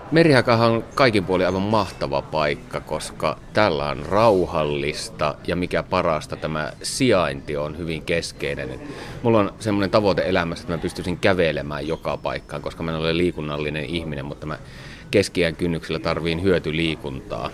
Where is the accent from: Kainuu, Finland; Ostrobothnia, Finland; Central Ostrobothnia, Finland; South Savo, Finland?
South Savo, Finland; Savonlinna; moved away as an adult; now in Helsinki, Finland; Mä olin just muuttanut Savonlinnasta Helsinkiin ja mä olen siis kotoisin semmoista keltaisesta vanhasta puutalosta, joka rakennettu 1900-luvun alussa ja se sijaitsee järven rannalla